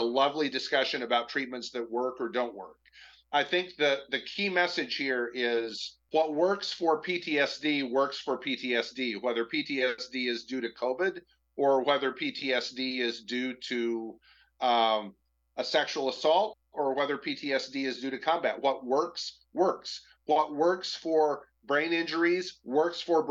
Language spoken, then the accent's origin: English; Michigan, United States; I'm from Michigan